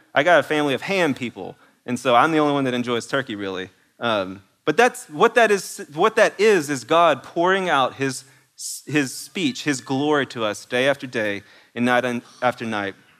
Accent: East Texas, United States; I'm from East Texas, and that may not be exactly how you pronounce it

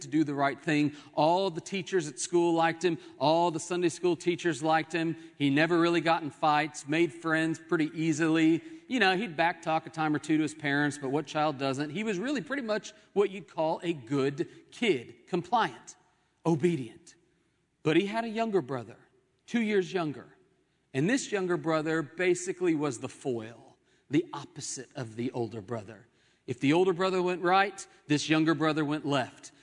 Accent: Oklahoma City, Oklahoma, United States; Growing up in Oklahoma City, my home

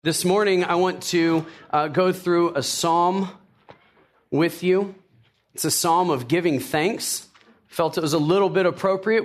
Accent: Tennessee, United States; I grew up in, I was born in Tennessee. Uh, my parents were from the South, so I was a yes, ma'am, yes, sir kind of guy

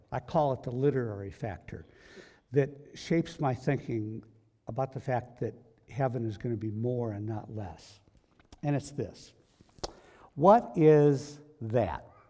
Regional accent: United States; we are we are Christians. but we're American Christians

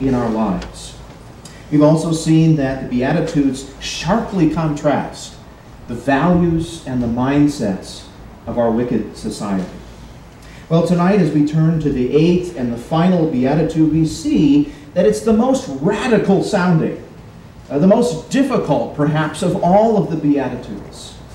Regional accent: United States; As Americans

